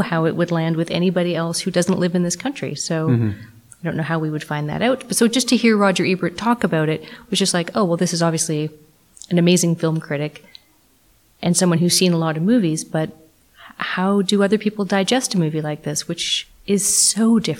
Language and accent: English; Canada; because we're Canadian, I think we have an understanding of some Indigenous culture and art just from living here.